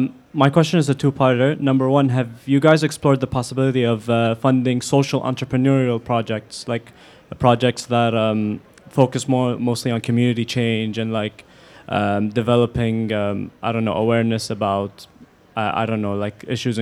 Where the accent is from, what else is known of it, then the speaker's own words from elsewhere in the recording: Kuwait; I'm not from here. I'm from Kuwait.